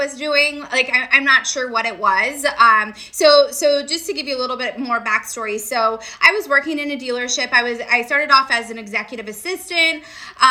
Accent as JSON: {"language": "English", "town": "Redding", "region": "California", "country": "United States", "tie": "born or raised there", "also_born_or_lived": "San Diego, California", "moved": "as an adult", "lives_now": "Redondo Beach, United States", "said": "I grew up in Redding"}